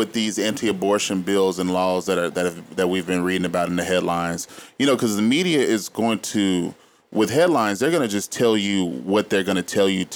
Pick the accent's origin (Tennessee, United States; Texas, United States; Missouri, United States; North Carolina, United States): Texas, United States; Dallas; I am from Texas, and this essentially started in a place that I grew up, in Dallas